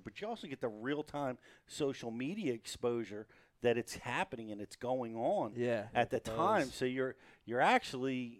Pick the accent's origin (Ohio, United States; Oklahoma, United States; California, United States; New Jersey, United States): New Jersey, United States; I'm some kid from Jersey trying to break into pro fishing